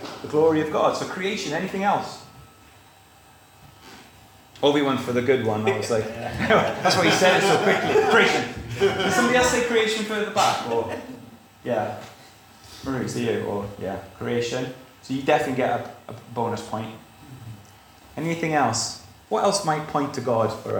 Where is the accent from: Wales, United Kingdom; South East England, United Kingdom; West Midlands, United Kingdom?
Wales, United Kingdom; South; I grew up in South Wales, and I could look across at the Brecon Beacons